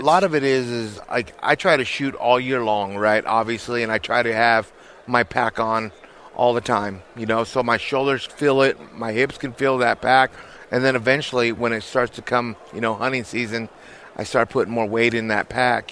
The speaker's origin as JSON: {"language": "English", "region": "Nebraska", "country": "United States", "tie": "born or raised there", "moved": "yes", "lives_now": "Colorado, United States", "said": "I grew up in Nebraska"}